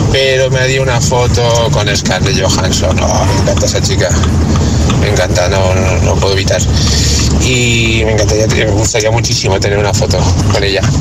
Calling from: Valencia, Valencian Community, Spain; Agitadores … de Valencia.

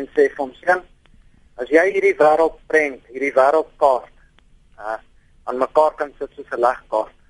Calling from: Pretoria, Gauteng, South Africa; Ek is uh, eh, 29 jaar oud … van Pretoria.

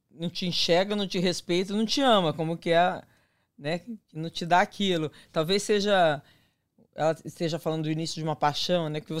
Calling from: São Paulo, Brazil; eu sou de São Paulo

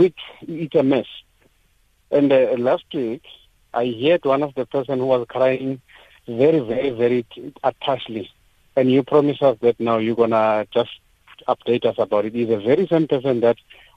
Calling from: Soweto, Gauteng, South Africa; I'm calling from Protea Glen Extension 11.

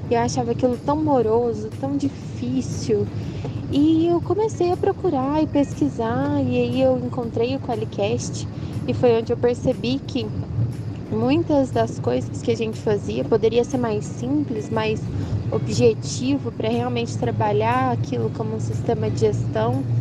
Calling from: Uberlândia, Minas Gerais, Brazil; sou de Uberlândia, Minas Gerais.

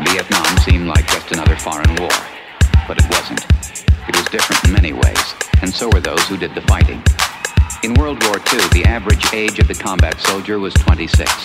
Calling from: Madrid, Community of Madrid, Spain; de Madrid.

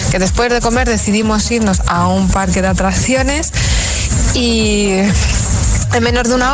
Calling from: Coslada, Community of Madrid, Spain; soy de Cire de Coslada

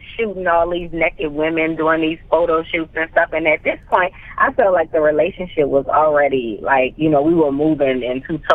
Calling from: Atlanta, Georgia, United States; I'm calling in from Atlanta, Georgia today. I'm home.

